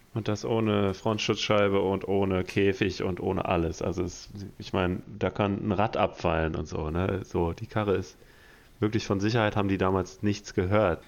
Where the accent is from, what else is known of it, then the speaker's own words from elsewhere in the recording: Detmold, North Rhine-Westphalia, Germany; aus Detmold, also aus meiner Heimatstadt